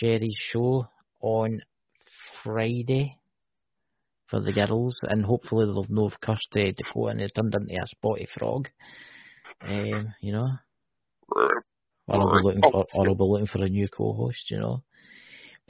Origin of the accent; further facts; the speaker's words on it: Scotland, United Kingdom; I'm Scottish